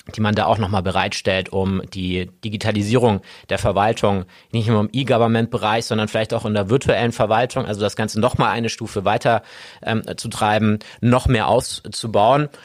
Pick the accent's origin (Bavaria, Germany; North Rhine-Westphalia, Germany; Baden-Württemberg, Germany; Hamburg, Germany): Bavaria, Germany; Augsburg; Ich bin gebürtiger Augsburger, bin hier geboren, bin hier aufgewachsen, genau genommen in Hornstetten